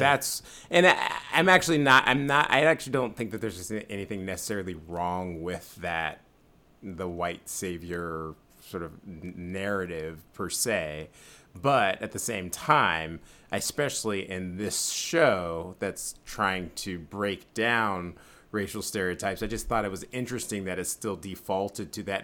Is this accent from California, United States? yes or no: yes; San Francisco, California, United States; I'm from San Francisco